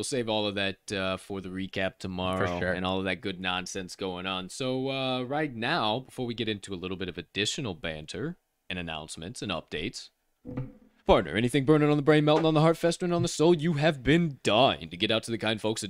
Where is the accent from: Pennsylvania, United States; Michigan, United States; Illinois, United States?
Illinois, United States; Decatur; Former home of the Chicago Bears. The Chicago Bears. It's my hometown.